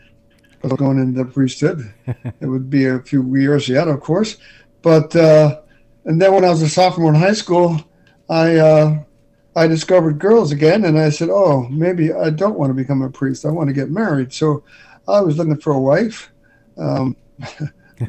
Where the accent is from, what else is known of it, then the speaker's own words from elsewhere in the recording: New York City, New York, United States; I was raised in New York City. Early years in the Bronx and Riverdale, New York.